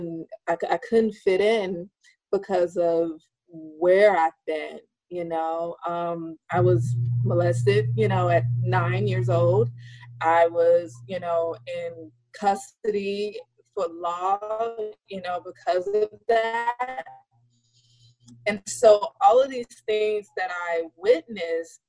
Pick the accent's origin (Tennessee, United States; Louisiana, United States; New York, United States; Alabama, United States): Alabama, United States; in Alabama, there, you know, there where I lived, it wasn't a lot there